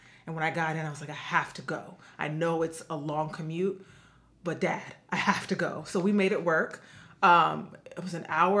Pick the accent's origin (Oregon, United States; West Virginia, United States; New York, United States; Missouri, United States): New York, United States; New York City; I'm from the Bronx in New York City, aka the boogie down Bronx, as I always like to say. So I was born and raised there in the Bronx.